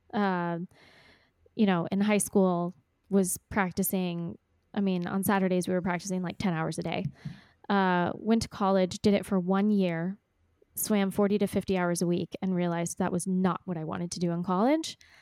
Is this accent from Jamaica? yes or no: no; Texas, United States; also born or lived in Ecuador; born and raised in Texas